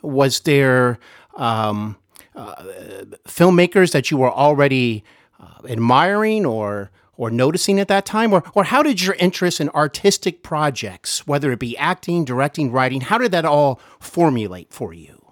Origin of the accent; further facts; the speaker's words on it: Cincinnati, Ohio, United States; I am here in Cincinnati, Ohio, my hometown